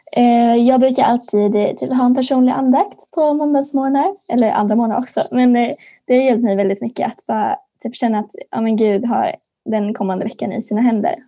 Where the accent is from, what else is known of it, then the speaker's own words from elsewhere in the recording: Örkelljunga, Skåne, Sweden; går på den kristna friskolan Solängsskolan i Örkelljunga, Skåne